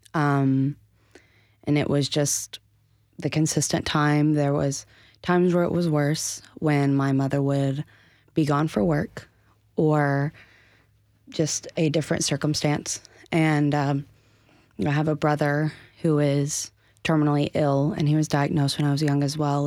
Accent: Asheville, North Carolina, United States; born and raised in Asheville

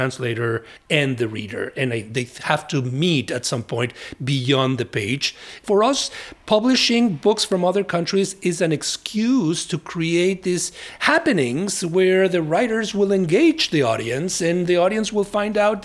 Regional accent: Mexico; English is a second language; now in United States; My English was terrible when I immigrated from Mexico.

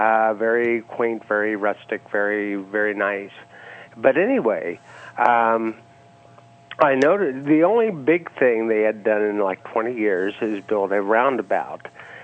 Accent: Athens, Ohio, United States; moved away; I'm from Athens, Ohio originally.

